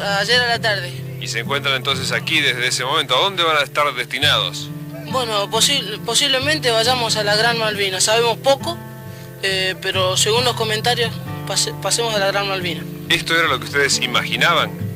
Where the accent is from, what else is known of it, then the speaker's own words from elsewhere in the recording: Chaco, Argentina; soy de la provincia del Chaco, estoy haciendo el servicio militar en Corrientes